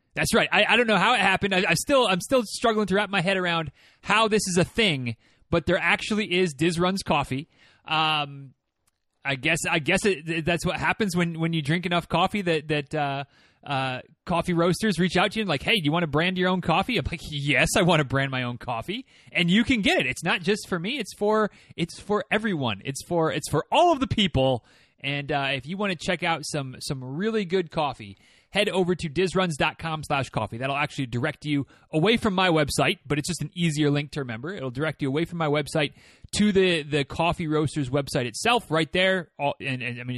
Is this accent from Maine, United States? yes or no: no; Manistee, Michigan, United States; moved away; my alma mater of Manistee High School